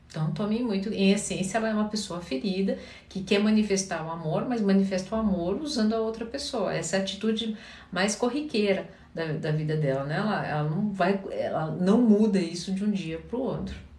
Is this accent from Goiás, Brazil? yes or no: no; Curitiba, Paraná, Brazil; Eu sou paranaense, sou curitibana